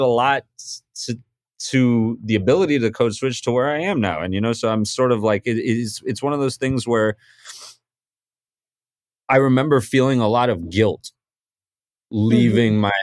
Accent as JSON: {"language": "English", "town": "Boston", "region": "Massachusetts", "country": "United States", "tie": "born or raised there", "also_born_or_lived": "Mumbai, India / London, United Kingdom / Newton, Massachusetts / New Orleans, Louisiana", "moved": "as an adult", "lives_now": "New York, United States", "said": "I was born in Bombay, grew up in Boston by way of London, and spent a little bit of my early childhood out there. But pretty much grew up in Boston my whole life, live in New York now, Brooklyn, New York"}